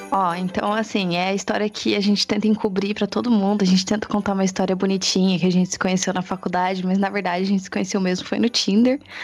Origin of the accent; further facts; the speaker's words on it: Assis, São Paulo, Brazil; eu sou daqui de Assis, faço faculdade aqui